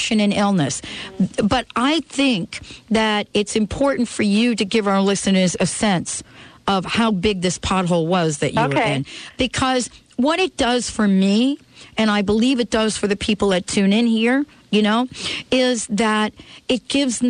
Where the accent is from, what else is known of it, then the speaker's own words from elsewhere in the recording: New York, United States; I'm from New York